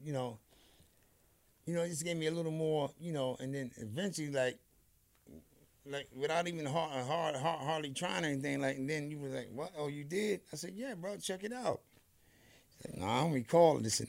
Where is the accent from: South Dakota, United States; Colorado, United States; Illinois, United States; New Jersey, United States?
New Jersey, United States; I'm over here from Jersey